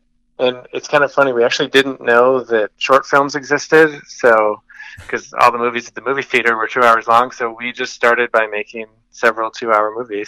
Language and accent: English; Gary, New York, United States; So I grew up in Gary.